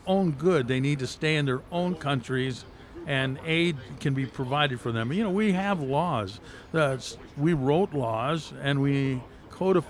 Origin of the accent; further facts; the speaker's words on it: Compton, California, United States; I grew up in Compton, California.